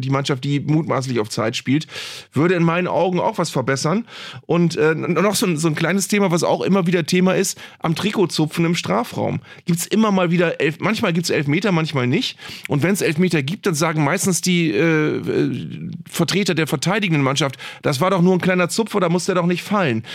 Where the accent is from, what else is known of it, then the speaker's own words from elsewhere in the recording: Northern Germany, Germany; hier bei uns im Norden